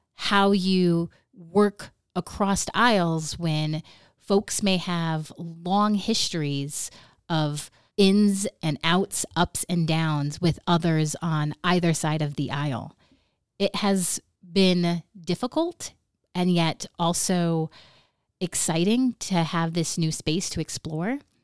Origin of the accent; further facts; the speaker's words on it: Nome, Alaska, United States; I Am From Nome